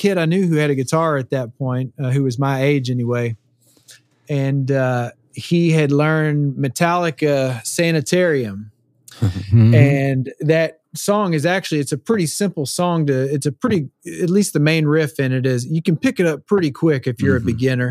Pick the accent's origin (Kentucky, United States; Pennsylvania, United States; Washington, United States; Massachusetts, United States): Kentucky, United States; Louisville; moved away as an adult; now in Nashville, United States; I'm from Louisville, Kentucky. Yep. That's where my roots are, man.